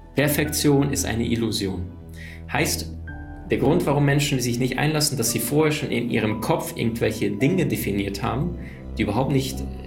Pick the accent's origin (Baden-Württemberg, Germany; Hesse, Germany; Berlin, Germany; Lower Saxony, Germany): Berlin, Germany; now in Cologne, Germany; ich bin in Berlin aufgewachsen und dann bin ich nach Köln gezogen.